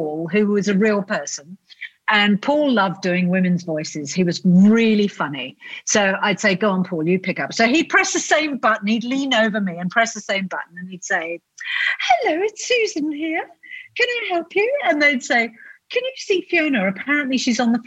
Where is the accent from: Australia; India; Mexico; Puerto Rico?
Australia; South Australia; this tiny little pair of South Australians who thought that they could set up a travel magazine